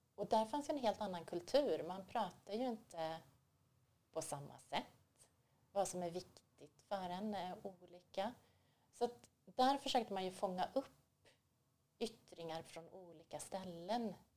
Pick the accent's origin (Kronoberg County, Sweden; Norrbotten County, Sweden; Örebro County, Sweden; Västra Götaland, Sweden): Västra Götaland, Sweden; Borås; I Borås.